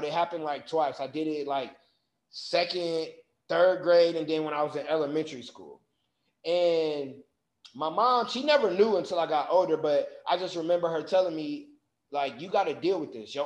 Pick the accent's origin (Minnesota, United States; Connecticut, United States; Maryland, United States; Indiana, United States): Indiana, United States; Michigan City; I grew up in Michigan City, Indiana